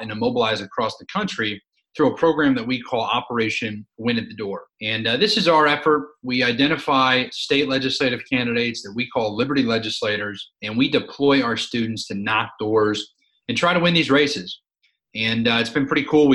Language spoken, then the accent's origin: English; Philadelphia, Pennsylvania, United States; I grew up in Philadelphia